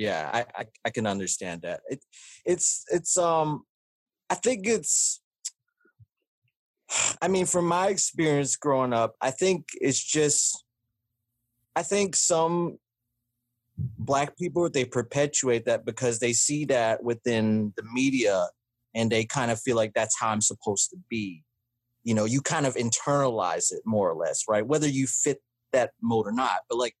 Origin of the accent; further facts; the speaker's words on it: the South, United States; is growing up in the South, having only predominantly white and black friends